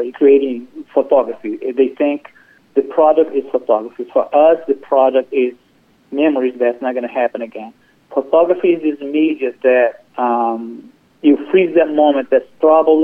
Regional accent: Brazil; now in Chapel Hill, United States; I'm originally from Brazil, and I moved to this country about 20, 25 years ago.

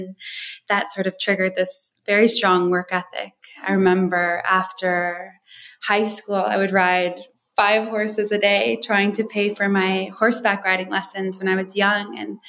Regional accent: Wisconsin Dells, United States; born or raised there; also born or lived in Hawaii

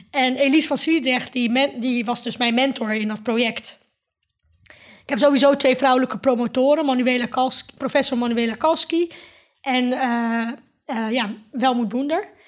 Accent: Netherlands; ik hoor hier, ik ben een Nederlander. Ik ben, naast dat ik moslim ben of Marokkaan, Turks, ben ik ook Nederlander en ik hoor hier thuis.

